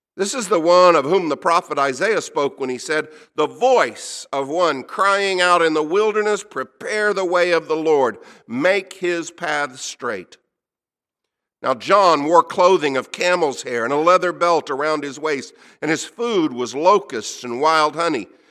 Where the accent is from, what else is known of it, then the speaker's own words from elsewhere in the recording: United States; I'm an American.